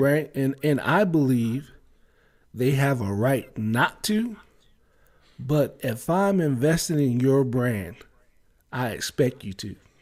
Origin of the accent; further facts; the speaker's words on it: Maryland, United States; growing up in Maryland